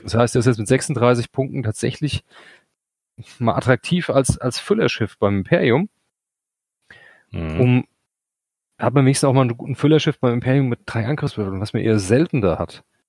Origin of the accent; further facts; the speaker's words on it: Hesse, Germany; wir kommen aus Hesse